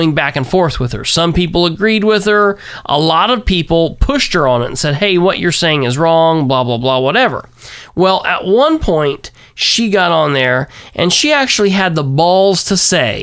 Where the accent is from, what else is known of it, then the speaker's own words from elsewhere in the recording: Muncie, Indiana, United States; now in Winchester, United States; I grew up in Muncie, and that's where I cut my teeth in politics.